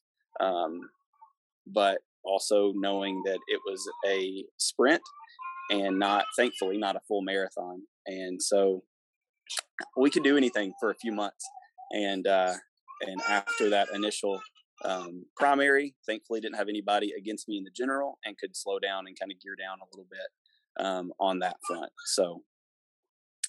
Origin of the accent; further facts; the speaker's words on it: Sumner County, Tennessee, United States; I'm born and raised in Sumner County